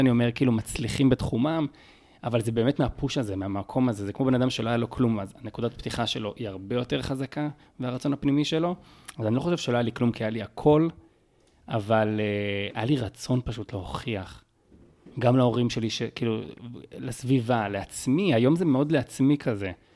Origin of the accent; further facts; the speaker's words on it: Beersheba, Southern District, Israel; שנולדתי בבאר שבע, שהתחנכתי בבאר שבע